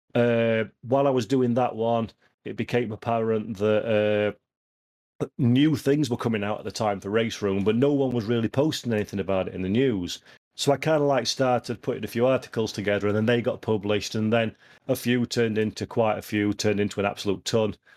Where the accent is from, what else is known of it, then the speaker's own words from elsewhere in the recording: Yorkshire and the Humber, United Kingdom; I'm a Yorkshireman.